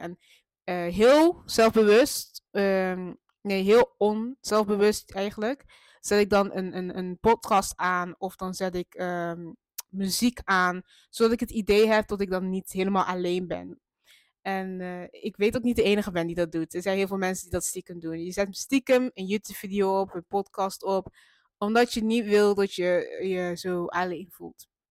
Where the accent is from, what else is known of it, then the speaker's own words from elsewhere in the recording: Maastricht, Limburg, Netherlands; moved away as an adult; now in Eindhoven, Netherlands; Dat is gewoon de stad waar ik ben opgegroeid